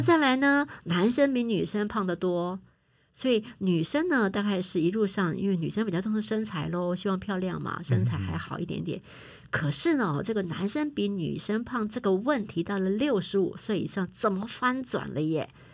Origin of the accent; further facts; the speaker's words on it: Taiwan; 我们台湾人